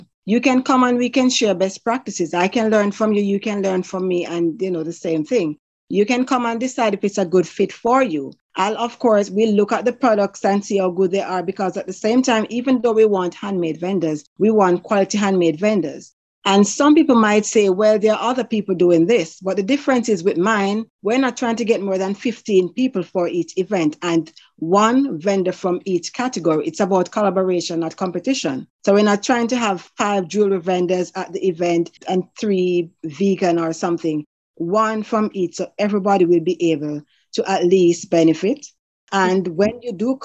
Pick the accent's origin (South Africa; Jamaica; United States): Jamaica; moved away; I grew up in Jamaica